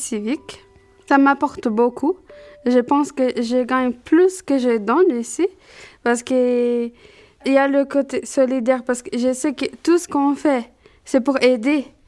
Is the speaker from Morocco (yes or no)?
no; Brazil; French is a second language; moved away as an adult; now in France; j'ai 23 ans et je suis brésilienne